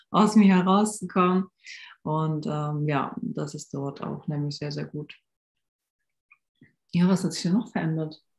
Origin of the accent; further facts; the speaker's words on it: Hamburg, Germany; now in Koblenz, Germany; ich bin aus Hamburg hier nach Koblenz gezogen